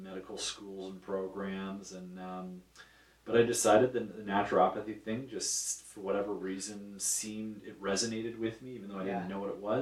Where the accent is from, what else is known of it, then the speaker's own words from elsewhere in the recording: Ajax, Ontario, Canada; also born or lived in Guelph, Ontario; I grew up in Ajax